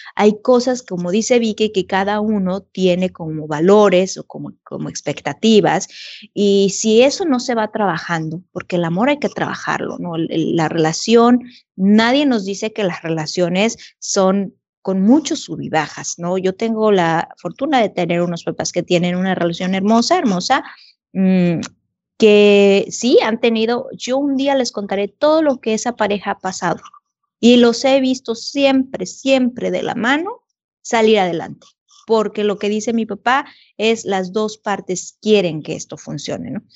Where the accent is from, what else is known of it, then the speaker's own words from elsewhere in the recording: Mexico; moved away as an adult; estando en un país que no es el mío, con dos chiquitos, ir a buscar ayuda al Consulado de México